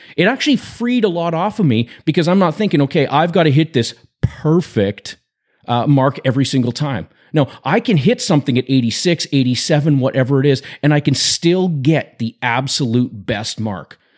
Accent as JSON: {"language": "English", "region": "British Columbia", "country": "Canada", "tie": "born or raised there", "said": "I grew up in British Columbia, Canada, and in the school system in B C"}